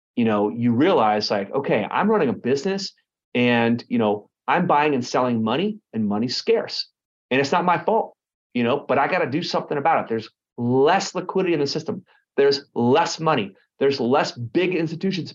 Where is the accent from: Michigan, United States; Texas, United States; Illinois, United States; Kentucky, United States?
Texas, United States; Garland; moved away as an adult; also born or lived in Dallas, Texas / Lake Texoma, Texas / Austin, Texas / Tampa, Florida; now in Orange County, United States; I grew up in Garland, Texas